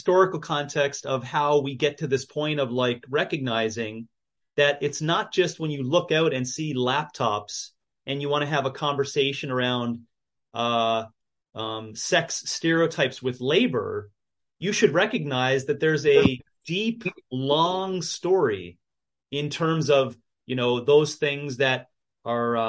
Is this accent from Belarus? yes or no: no; United States; being an American existentialist or exceptionalist like I am